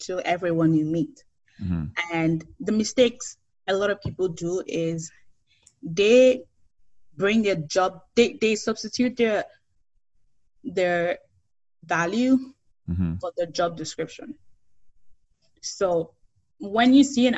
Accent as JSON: {"language": "English", "country": "Nigeria", "tie": "born or raised there", "moved": "as an adult", "lives_now": "Canada", "said": "travel like 1 to 2 months outside Nigeria, we always came back home and we always sleep at home"}